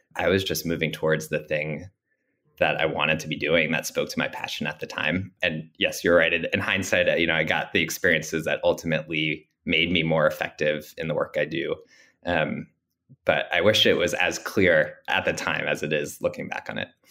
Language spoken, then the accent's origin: English; Long Island, New York, United States; growing up on Long Island